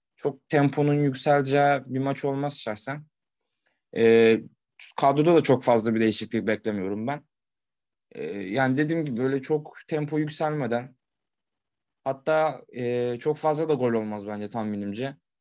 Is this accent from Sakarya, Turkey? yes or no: yes; Sakarya, Turkey; Kendi memleketimin takımı